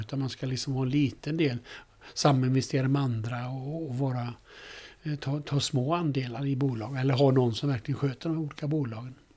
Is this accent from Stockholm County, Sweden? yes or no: no; Alingsås, Västra Götaland, Sweden; Jag kommer från Alingsås